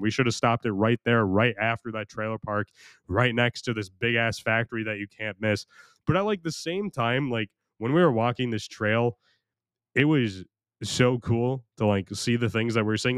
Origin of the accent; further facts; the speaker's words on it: United States; I'm American